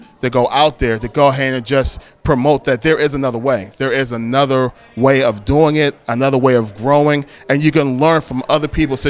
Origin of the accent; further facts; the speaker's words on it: Philadelphia, Pennsylvania, United States; I grew up in West Philadelphia, and I grew up right on 58th and Market, and there was always gang presence in my area.